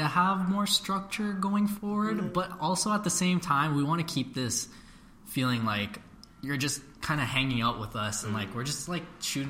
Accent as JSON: {"language": "English", "town": "Brampton", "region": "Ontario", "country": "Canada", "tie": "born or raised there", "said": "So all three of us, we grew up in Brampton, unfortunately."}